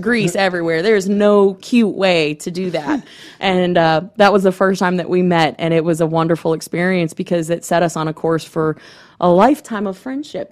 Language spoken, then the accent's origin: English; Gainesville, Florida, United States; I'm from Gainesville